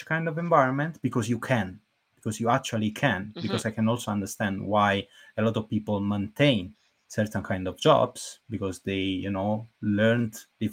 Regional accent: Naples, Campania, Italy; I moved back to Napoli.

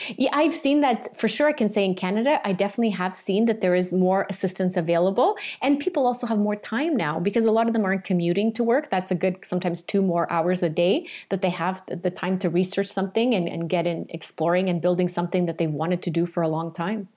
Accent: Portugal; I grew up in Portugal and we, you know, in a farm.

